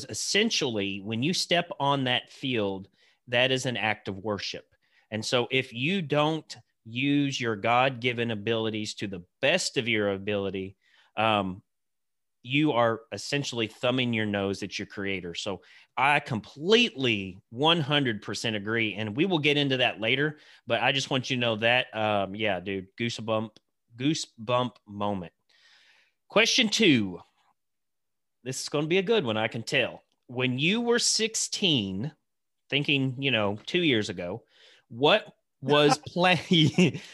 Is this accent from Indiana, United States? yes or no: yes; Santa Claus, Indiana, United States; I grew up right outside of Santa Claus, Indiana, the mean streets of Santa Claus.